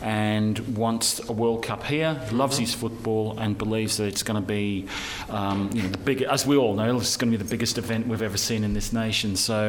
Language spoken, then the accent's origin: English; Australia; As an Australian